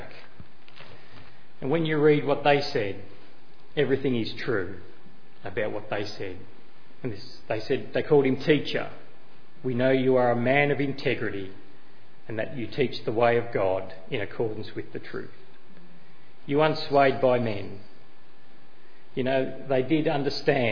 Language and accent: English; Australia; as a citizen of Australia, I can hold an Australian passport. I can call myself an Australian